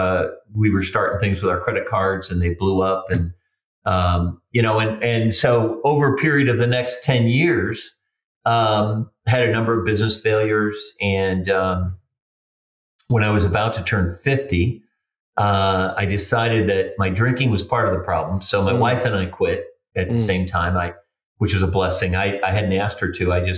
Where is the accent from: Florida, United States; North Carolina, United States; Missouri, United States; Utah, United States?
Missouri, United States; St. Louis; I grew up on the south side of St. Louis, relatively low income